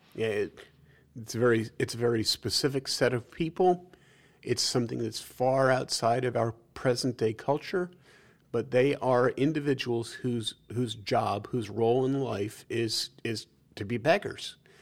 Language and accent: English; New York City, New York, United States; growing up in New York City